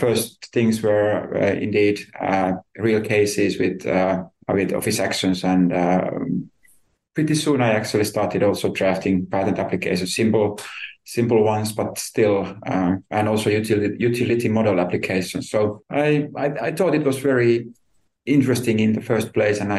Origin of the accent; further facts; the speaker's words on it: Tampere, Pirkanmaa, Finland; moved away as an adult; now in Helsinki, Finland; I could get a nice job in my city, my hometown then